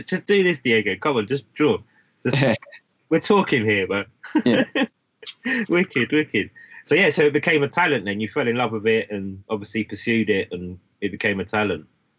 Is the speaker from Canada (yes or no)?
no; London, United Kingdom; I was born in London. Growing up with my mum being Irish, there was this connection to Ireland